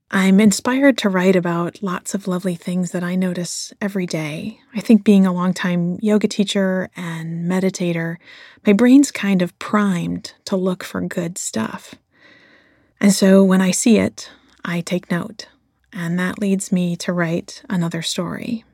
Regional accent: Flint, Michigan, United States; since I was a little kid growing up in Flint, Michigan

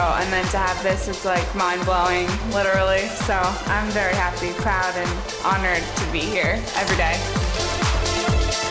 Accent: Orange County, upstate New York, United States; I'm from Orange County, which is a small town upstate New York

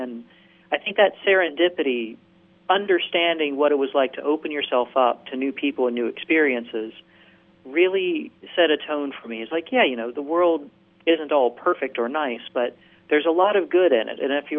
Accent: Virginia, United States; also born or lived in Tennessee; I grew up in Virginia. I went to college in Tennessee. I'd never been out of the country before.

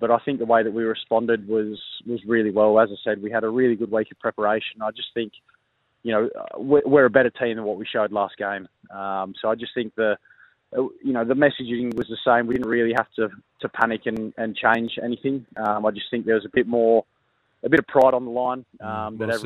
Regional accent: New South Wales, Australia; moved away as an adult; now in South Australia, Australia; New South Wales being my home state

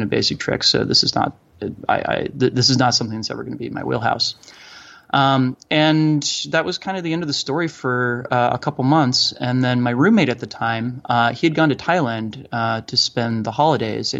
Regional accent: Boulder, Colorado, United States; I'm from Boulder, Colorado

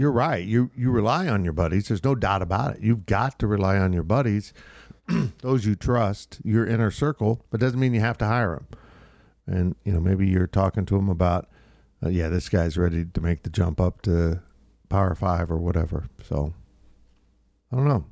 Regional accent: Florida, United States; now in Manhattan, Kansas, United States; I was born in Florida

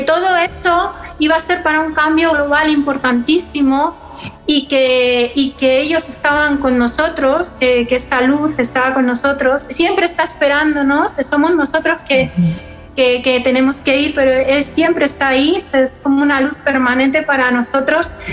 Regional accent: Madrid, Community of Madrid, Spain; yo siendo madrileña

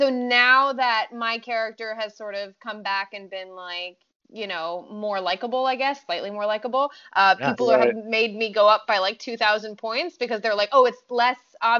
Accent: France; English is a second language; I'm from France, so I'm already familiar with having to like make myself sound, I mean, I'm French and American, but my accent when I first moved here was a little bit more choppy than it is now.

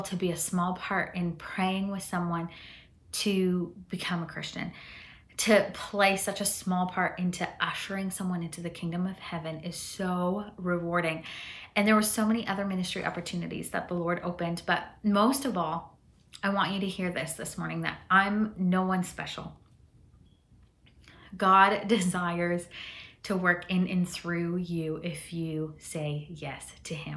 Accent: southwestern Ontario, Canada; also born or lived in Chihuahua, Mexico; I grew up in southwestern Ontario. That's where my family moved to when we moved from Mexico.

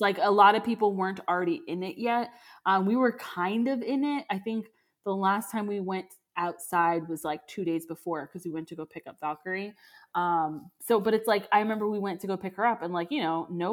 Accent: Florida, United States; moved away; I'm from Florida

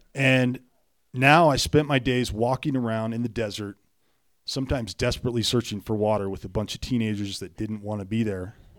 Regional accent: Juneau, Alaska, United States; I grew up in Juneau, Alaska

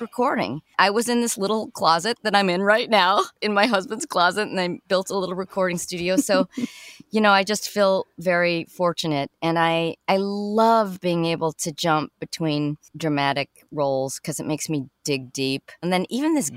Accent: Chicago, Illinois, United States; moved away; I'm from Chicago. Originally

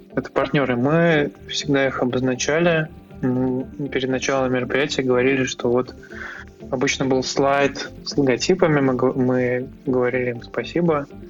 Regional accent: Tver, Tver Oblast, Russia; Ну, это мой родной город. То есть, я здесь родился и вырос.

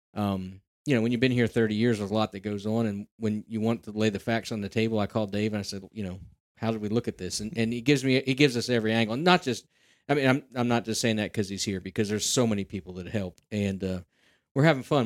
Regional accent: Central Pennsylvania, United States; I'm from Central Pennsylvania and been around the hunting circles

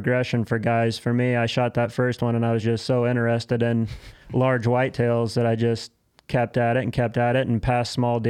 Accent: West Central Illinois, United States; I'm a farmer from West Central Illinois.

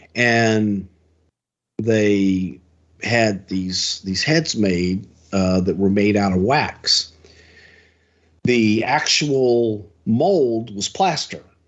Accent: Houston, Texas, United States; in front of seventy thousand people in my hometown

